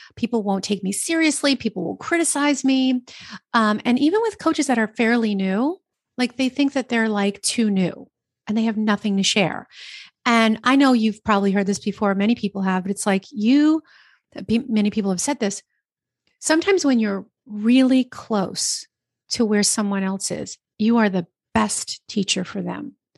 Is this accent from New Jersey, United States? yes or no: yes; New Jersey, United States; I'm from New Jersey